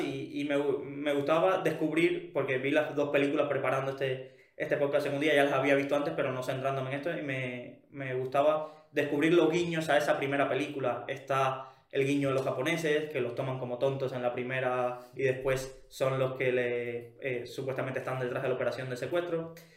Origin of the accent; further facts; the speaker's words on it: Cuba; moved away; Yo que provengo de Cuba